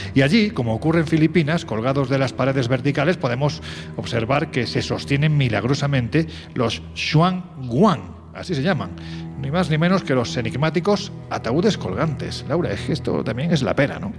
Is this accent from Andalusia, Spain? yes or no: yes; Andalusia, Spain; accent: Andalusian; yo que soy andaluz y que siempre se dice que los andaluces tenemos este punto más supersticioso. Mira, me sale ya hasta mi acento